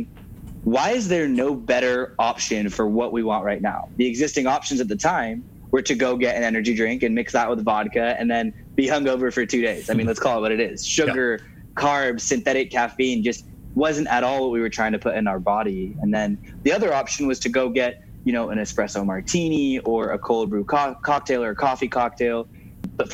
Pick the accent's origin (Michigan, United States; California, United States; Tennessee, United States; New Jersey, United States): California, United States; Southern; moved away as an adult; now in New York, United States; I'm from Southern California